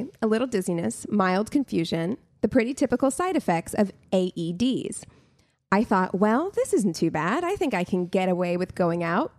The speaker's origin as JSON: {"language": "English", "town": "Albuquerque", "region": "New Mexico", "country": "United States", "tie": "born or raised there", "said": "I was born in Albuquerque"}